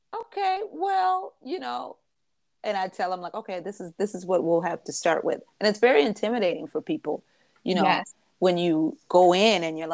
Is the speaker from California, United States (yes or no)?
no; Michigan, United States; moved away; I know my hometown, you know, I'm from Michigan